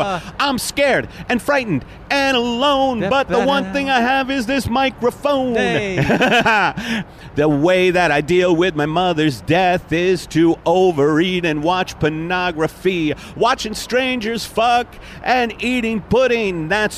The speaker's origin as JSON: {"language": "English", "town": "Brooklyn", "region": "New York", "country": "United States", "tie": "born or raised there", "said": "I grew up in Brooklyn, my mother died alone, was it my fault?"}